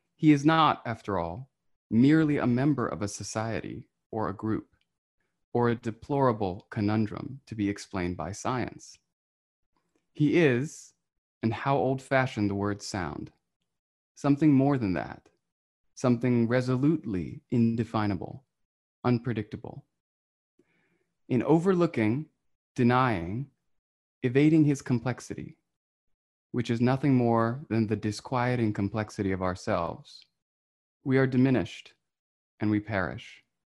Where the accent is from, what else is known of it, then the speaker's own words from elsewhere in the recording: West Virginia, United States; now in Brooklyn, United States; I was 11 when that happened. I was, mm-hmm. and I was living in West Virginia.